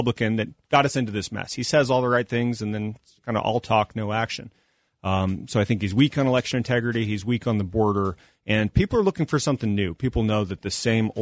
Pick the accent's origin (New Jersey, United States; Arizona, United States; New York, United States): Arizona, United States; Tucson; There are intersections in my hometown of Tucson that used to be safe